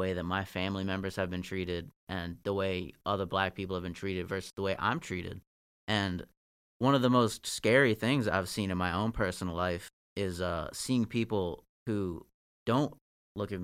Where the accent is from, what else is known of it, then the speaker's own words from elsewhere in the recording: Northern Virginia, United States; also born or lived in Marshall, Virginia; I'm from Virginia. Like, I grew up in Northern Virginia